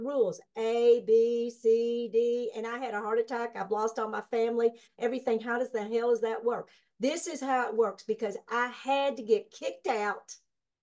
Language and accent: English; Kentucky, United States; I was born and raised here